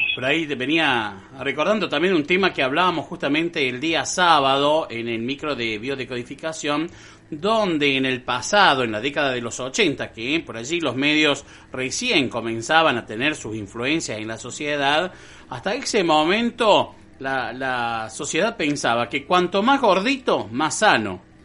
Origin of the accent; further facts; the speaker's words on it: Colonia Caroya, Córdoba, Argentina; acá por ejemplo, que somos una colonia italiana